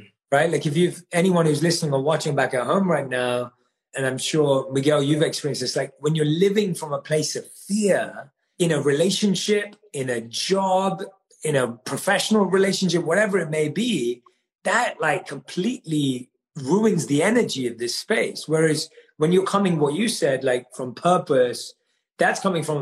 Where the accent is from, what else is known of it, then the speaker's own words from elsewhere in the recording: London, United Kingdom; also born or lived in India; I'm born and raised in London